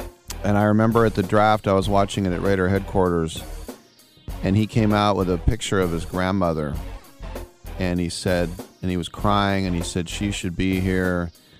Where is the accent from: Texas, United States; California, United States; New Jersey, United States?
California, United States; Richmond; I'm from Richmond.